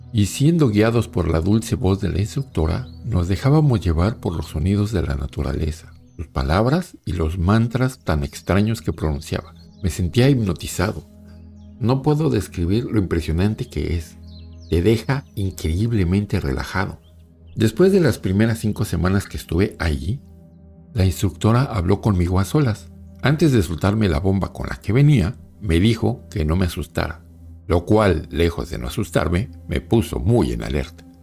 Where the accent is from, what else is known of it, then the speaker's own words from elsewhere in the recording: Mexico City, Mexico; also born or lived in Buenos Aires; Soy originario de la Ciudad de México. Quiero contarles una experiencia que tuve cuando viví en Buenos Aires, Argentina, hace un par de años.